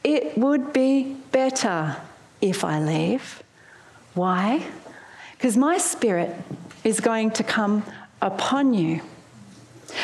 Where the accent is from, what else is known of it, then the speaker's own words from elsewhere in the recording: Melbourne, Victoria, Australia; moved away as an adult; also born or lived in Sydney; I moved from my hometown in Melbourne to Sydney